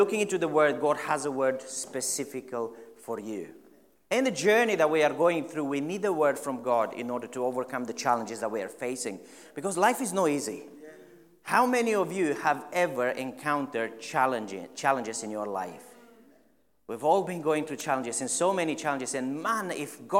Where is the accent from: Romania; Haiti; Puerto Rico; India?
Romania; now in Stirling, United Kingdom; I am originally from Romania.